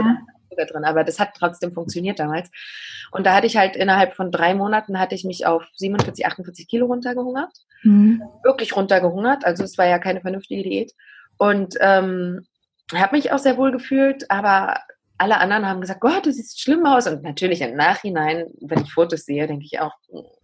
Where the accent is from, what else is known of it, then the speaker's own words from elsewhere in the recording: eastern Germany, Germany; bei uns im Osten